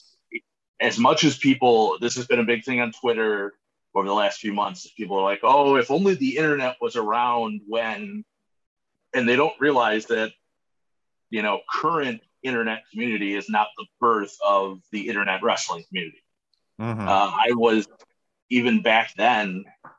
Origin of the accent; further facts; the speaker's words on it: Cleveland, Ohio, United States; growing up in the Cleveland area